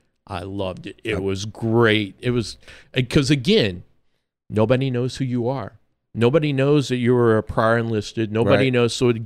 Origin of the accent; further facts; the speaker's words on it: Florida, United States; also born or lived in Missouri; And I say, I'm from Florida. I grew up most of my life in Florida.